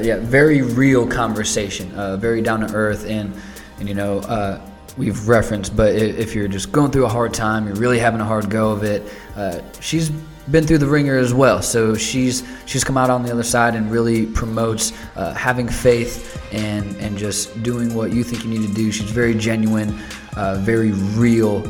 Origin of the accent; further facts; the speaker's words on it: Northwest Indiana, United States; now in Indianapolis, United States; we're in Indianapolis currently, but I'm from Northwest Indiana, so real close to Chicago without crossing the border